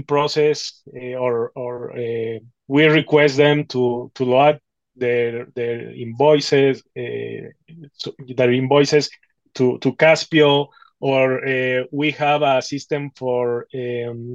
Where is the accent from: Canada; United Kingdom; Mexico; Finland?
Mexico; Mexico City; I'm from Mexico City.